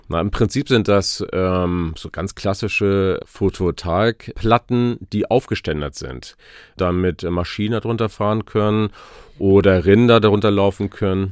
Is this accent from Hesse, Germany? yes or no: no; Glücksburg, Schleswig-Holstein, Germany; ich bin an der Ostsee geboren. Mein, äh, meine Sandkiste war der Strand in Glücksburg tatsächlich. Äh, meine Mutter ist äh, gefühlt jeden Morgen mit mir zum Strand gelaufen in Glücksburg und ähm, da bin ich groß geworden